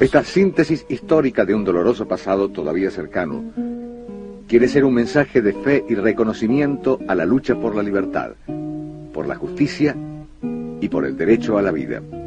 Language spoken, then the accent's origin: Spanish; Argentina; nuestro sentir como argentinos